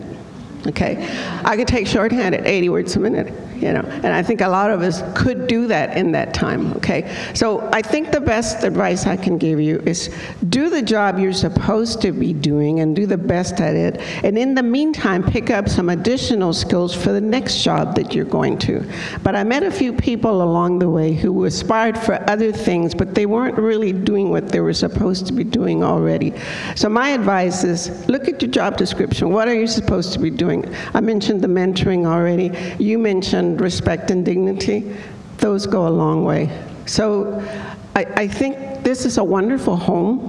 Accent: Mexico; now in Houston, United States; I became a naturalized citizen because I was born in Mexico

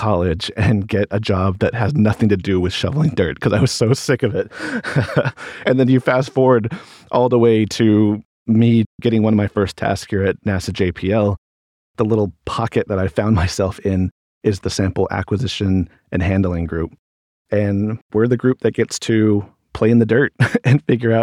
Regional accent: Holbrook, Arizona, United States; moved away; I grew up in Holbrook, Arizona

